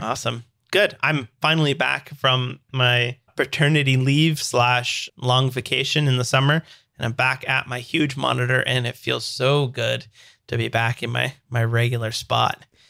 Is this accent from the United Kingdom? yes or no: no; Canada; I'm a dev from Canada.